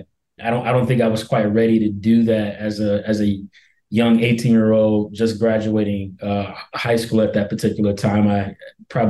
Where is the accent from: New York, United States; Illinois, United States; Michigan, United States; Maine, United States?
Michigan, United States; Detroit; moved away as an adult; also born or lived in Maryland / Washington, District of Columbia, United States; find my roots here and my footing here in my hometown again.